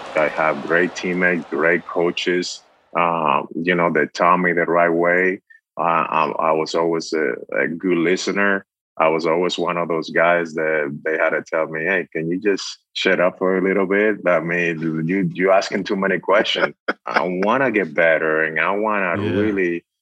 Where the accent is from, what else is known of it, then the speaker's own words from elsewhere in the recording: Dominican Republic; moved away; I was, you know, born and raised in the Dominican Republic